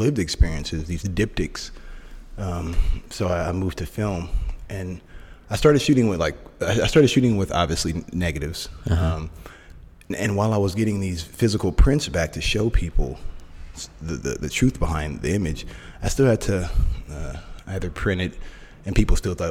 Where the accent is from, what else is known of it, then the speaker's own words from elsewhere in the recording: Oakland, California, United States; also born or lived in Sacramento; I'm originally born and raised in Oakland, right across the bay, but I'm a Bay Area kid